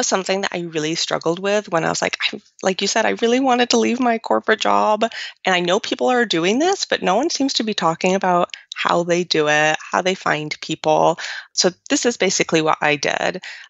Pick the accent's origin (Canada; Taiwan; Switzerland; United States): Switzerland; Romandy; So I'm actually from the French. So nice and confusing as well. Switzerland has like three areas, Italian, French, and German. I'm from the French part